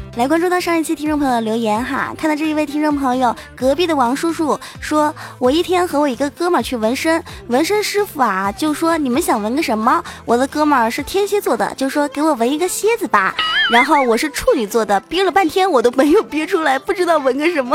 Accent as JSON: {"language": "Chinese", "country": "China", "said": "我们中国人那叫黄"}